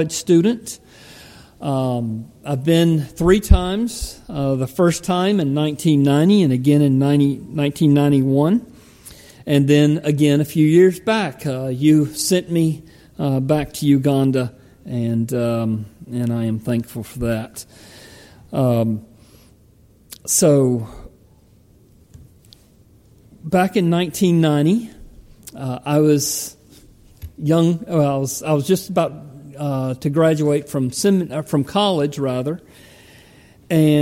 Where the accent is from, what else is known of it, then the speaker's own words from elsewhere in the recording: United States; me as an American